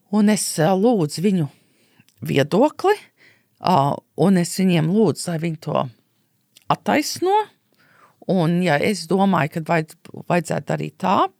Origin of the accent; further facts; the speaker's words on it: United States; moved away; es uzaugu Amerikā